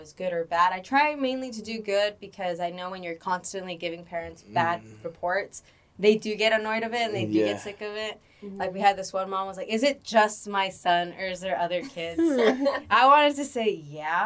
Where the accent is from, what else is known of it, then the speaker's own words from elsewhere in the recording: Los Angeles, California, United States; where I live growing up in the San Fernando Valley